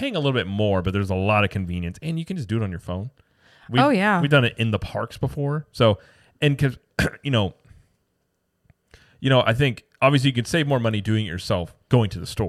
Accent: Missouri, United States; I'm from Missouri.

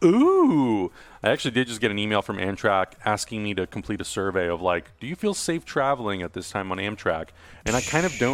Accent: California, United States; also born or lived in Europe; I'm from California, so I've spent majority of my life living in California.

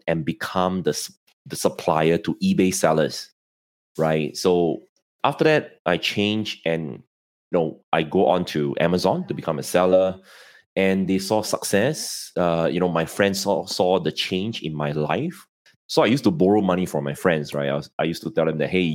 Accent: Singapore; I'm in Singapore and, I'm from Singapore

